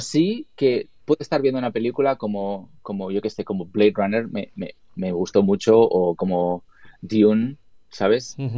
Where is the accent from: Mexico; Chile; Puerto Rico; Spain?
Spain; moved away as an adult; now in Los Angeles, United States; yo vivo en Los Ángeles